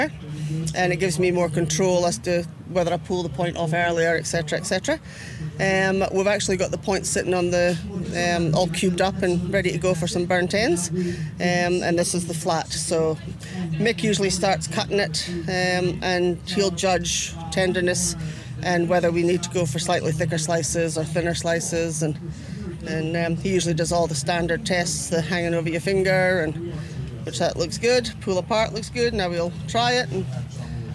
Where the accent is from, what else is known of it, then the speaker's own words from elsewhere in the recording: Aberdeen, Scotland, United Kingdom; now in Australia; I'm originally from Aberdeen in Scotland.